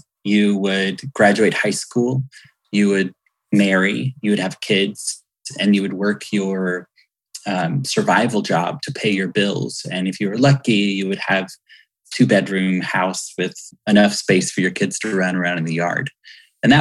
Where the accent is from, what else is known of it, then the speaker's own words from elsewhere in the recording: Hueytown, Alabama, United States; I'm from Hueytown, Alabama